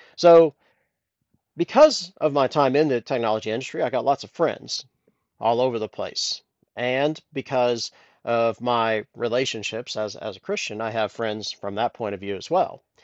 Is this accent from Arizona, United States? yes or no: no; Columbus, Ohio, United States; moved away as an adult; also born or lived in Temple Terrace, Florida / Tennessee; now in Dublin, Ireland; I grew up in Columbus, Ohio